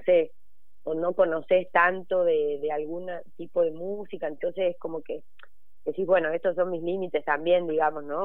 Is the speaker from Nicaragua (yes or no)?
no; Jujuy, Argentina; also born or lived in Córdoba, Argentina; now in Buenos Aires, Argentina; yo nací ahí en Jujuy